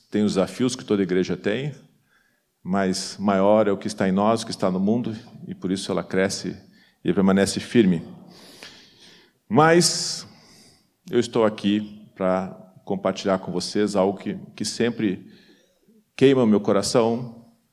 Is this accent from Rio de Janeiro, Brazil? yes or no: no; Porto Alegre, Rio Grande do Sul, Brazil; also born or lived in São Paulo; sou natural de Porto Alegre